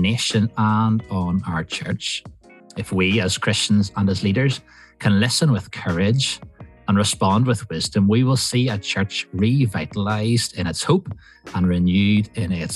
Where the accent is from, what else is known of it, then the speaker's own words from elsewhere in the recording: Waringstown, Northern Ireland, United Kingdom; I'm from Waringstown. I belong to Waringstown Presbyterian Church.